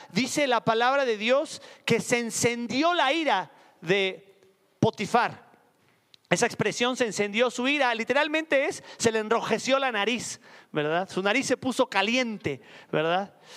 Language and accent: Spanish; Puebla, Mexico; En mi, en mi tierra le dicen jarrito de amozoc